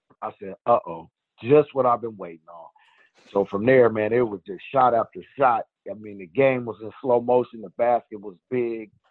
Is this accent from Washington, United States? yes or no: yes; Seattle, Washington, United States; my local hometown, Seattle